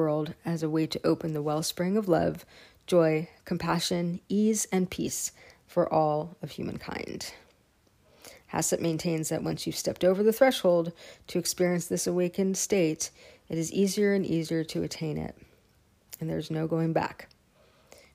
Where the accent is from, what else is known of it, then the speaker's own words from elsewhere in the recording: Woodacre, California, United States; I grew up in Woodacre, where Spirit Rock is.